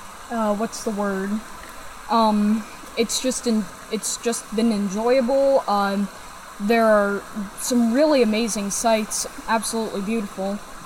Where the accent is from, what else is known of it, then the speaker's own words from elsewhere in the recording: Wauseon, Ohio, United States; We are from Wauseon, Ohio. It's near Toledo, northwestern area.